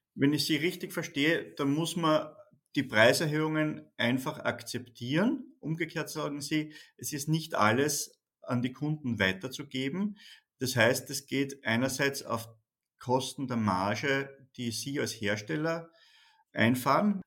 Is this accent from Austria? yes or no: yes; Austria; Bei uns in Österreich